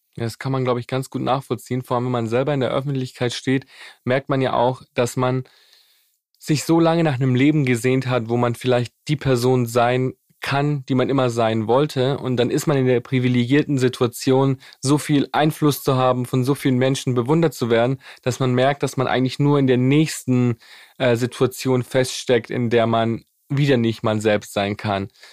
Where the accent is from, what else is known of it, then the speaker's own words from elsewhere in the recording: Germany; bei uns in Europa, bei uns in Deutschland